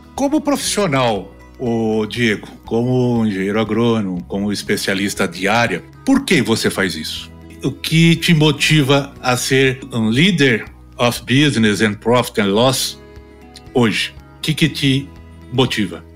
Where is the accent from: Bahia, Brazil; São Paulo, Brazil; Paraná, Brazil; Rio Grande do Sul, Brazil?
São Paulo, Brazil; moved away as an adult; also born or lived in Campinas / Rio Verde; now in Goiânia, Brazil; Eu sou paulistano. Aliás, eu sou melhor do que paulistano. Eu sou do Principado da Moca.